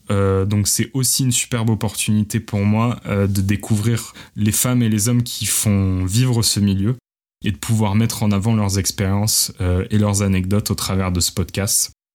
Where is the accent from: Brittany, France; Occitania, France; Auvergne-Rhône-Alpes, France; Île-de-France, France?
Occitania, France; Montpellier; moved away as an adult; also born or lived in Paris; J'ai grandi à Montpellier avant de déménager à Paris pour suivre mes études